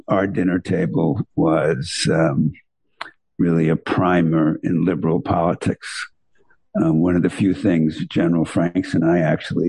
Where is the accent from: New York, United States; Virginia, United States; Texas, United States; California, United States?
New York, United States; White Plains; I was born in White Plains, New York